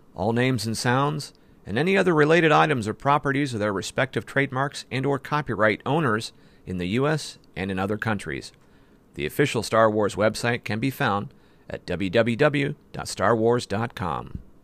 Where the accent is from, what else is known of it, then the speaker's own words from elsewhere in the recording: Ohio, United States; That's my home state